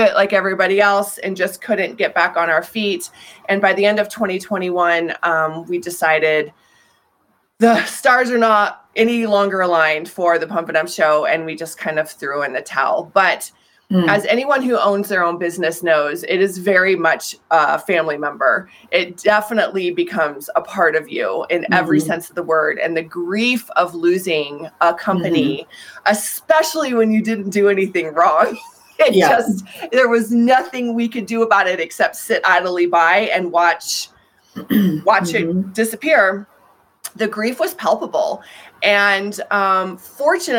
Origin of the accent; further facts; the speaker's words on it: Colorado, United States; I'm from Colorado